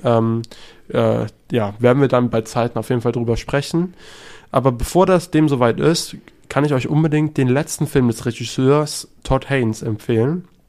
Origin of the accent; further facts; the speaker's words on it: Germany; als Deutscher